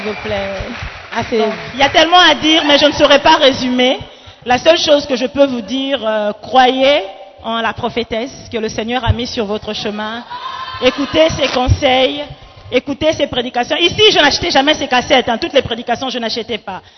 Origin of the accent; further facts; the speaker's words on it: Gabon; moved away as an adult; also born or lived in Democratic Republic of the Congo / Libreville, Gabon / Accra, Ghana / Kinshasa, DR Congo; Je suis congolaise d'origine, donc la RDC. toro, toro, toujours. mais j'ai grandi au Gabon